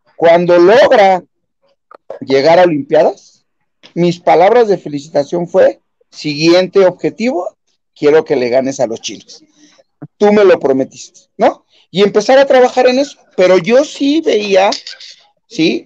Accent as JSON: {"language": "Spanish", "country": "Mexico", "said": "como buenos mexicanos"}